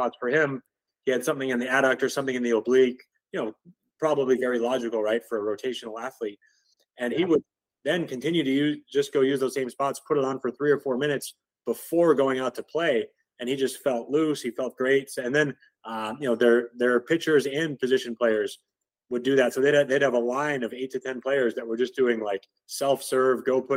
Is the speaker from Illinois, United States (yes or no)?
yes; Chicago, Illinois, United States; now in Austin, United States; The Chicago Cubs, that was fun for me because that was my hometown team growing up there